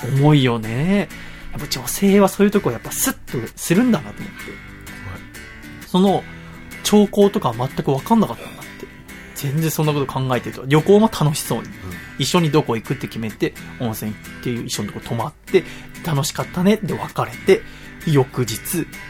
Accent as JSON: {"language": "Japanese", "town": "Yokohama", "region": "Kanagawa", "country": "Japan", "tie": "born or raised there", "also_born_or_lived": "Tochigi", "said": "横浜生まれ横浜育ちなんですけど、1年間だけ栃木にいたことがあって"}